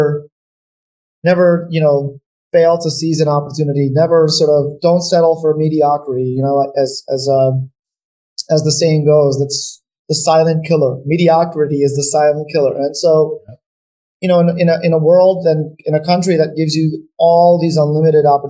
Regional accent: New York, United States; also born or lived in North Macedonia; And we moved to New York. I've lived in New York since we moved to the US, and, you know, I'm now a New Yorker, but definitely go back, you know, to Macedonia.

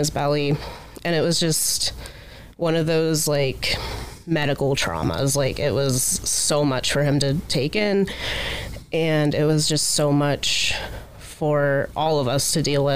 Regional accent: Akron, Ohio, United States; also born or lived in Findlay, Ohio; I'm from Akron originally

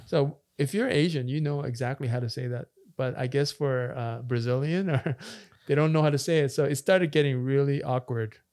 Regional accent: Canada; also born or lived in Korea; we grew up in Canada and we're immigrants

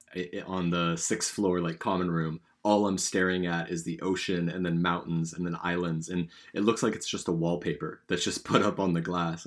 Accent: California, United States; also born or lived in British Columbia, Canada; now in Canada; I'm from California, West Coast, Best Coast

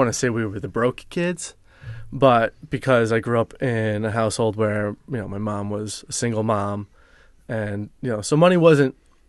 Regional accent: New York, United States; Yeah, I grew up here on Long Island.

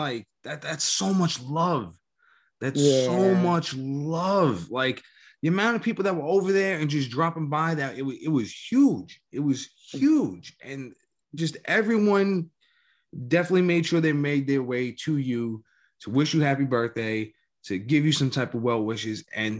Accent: New York, United States; damn, growing up in New York, so goddamn weird.

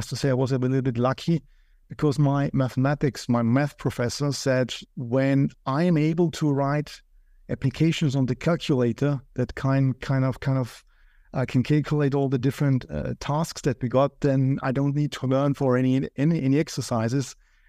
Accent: Austria; also born or lived in Vienna; I come from Austria

